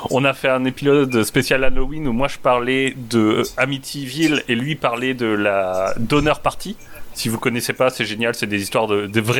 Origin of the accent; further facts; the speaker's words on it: Hauts-de-France, France; le dernier parle de, du héros de chez moi, Jean Bart, puisque moi je moi je suis flamand.